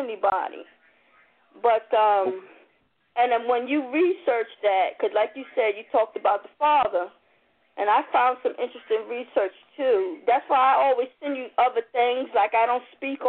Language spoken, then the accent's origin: English; New York City, New York, United States; I'm from New York City.